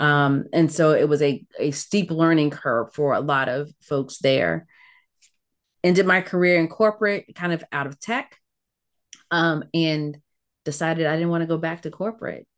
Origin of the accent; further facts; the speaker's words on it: Ettrick, Virginia, United States; also born or lived in Caribbean / Newport News, Virginia; I grew up in Virginia, so part of the American South in a small town